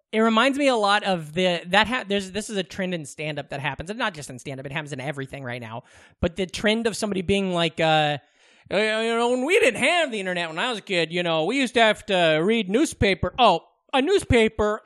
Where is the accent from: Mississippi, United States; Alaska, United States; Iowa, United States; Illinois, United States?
Iowa, United States; Glenwood; Glenn Wood was trending, and I was like, "Ooh, I hope my hometown didn't